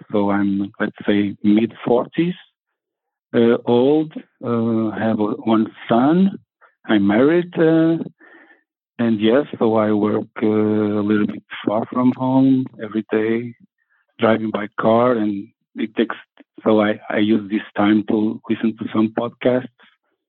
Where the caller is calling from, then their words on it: Portugal; I'm calling from Portugal. Yeah, I'm calling from Portugal.